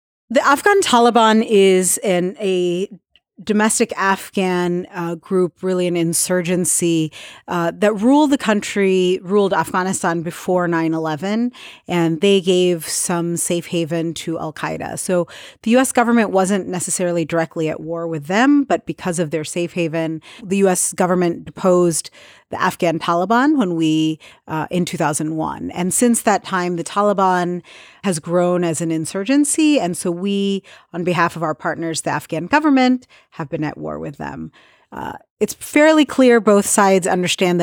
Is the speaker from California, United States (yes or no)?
no; Ohio, United States; also born or lived in Atlanta, Georgia; I was born in Atlanta, Georgia. You could say I'm a Southern peach, but I'm actually grew up in Ohio